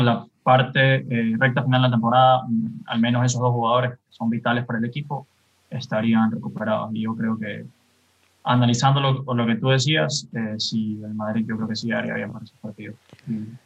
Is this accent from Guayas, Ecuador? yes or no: yes; Guayaquil, Guayas, Ecuador; Tengo veintiún años, me gu-, soy de Guayaquil